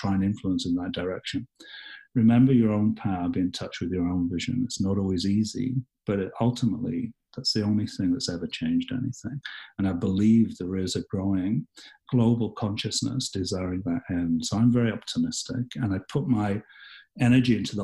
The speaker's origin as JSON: {"language": "English", "region": "Yorkshire and the Humber", "country": "United Kingdom", "tie": "born or raised there", "moved": "yes", "lives_now": "Canada", "said": "I was born and raised in England"}